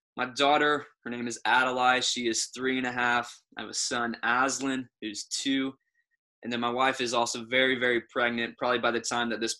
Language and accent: English; Michigan, United States; moved away as an adult; also born or lived in Oklahoma; I'm from Michigan, grew up in Michigan at Kirby Church.